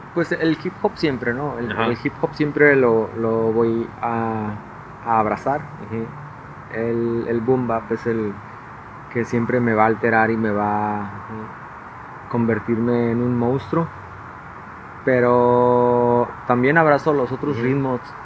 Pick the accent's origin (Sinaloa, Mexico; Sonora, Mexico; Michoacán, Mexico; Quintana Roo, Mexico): Sonora, Mexico; Hermosillo; moved away as an adult; now in Mexico City, Mexico; de Hermosillo nací